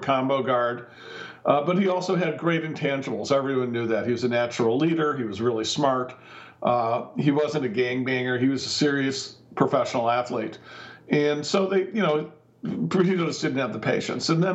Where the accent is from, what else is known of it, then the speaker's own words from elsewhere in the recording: Cleveland, Ohio, United States; moved away; I'm not from Boston. I was from Cleveland, Ohio